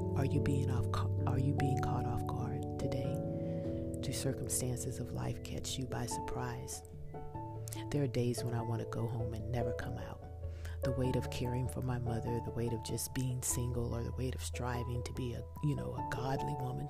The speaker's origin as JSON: {"language": "English", "region": "Texas", "country": "United States", "said": "I'm from Texas, so I use y'all"}